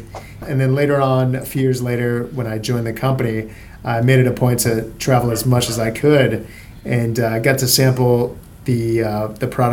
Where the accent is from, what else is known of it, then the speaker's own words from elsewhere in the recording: Miami, Florida, United States; moved away as an adult; now in Sydney, Australia; I grew up in Miami